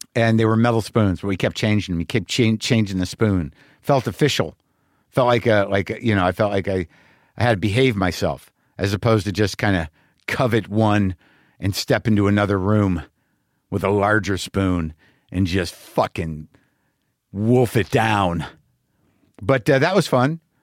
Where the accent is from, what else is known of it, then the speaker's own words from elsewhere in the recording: Albuquerque, New Mexico, United States; moved away; Albuquerque, New Mexico for one show on November eleventh, my hometown